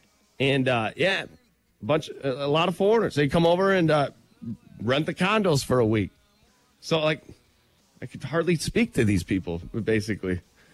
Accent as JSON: {"language": "English", "region": "Michigan", "country": "United States", "said": "I'm from Michigan."}